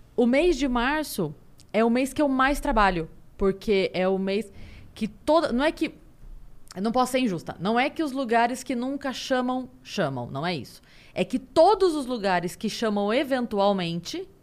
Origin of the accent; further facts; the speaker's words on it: Sorocaba, São Paulo, Brazil; eu sou de Sorocaba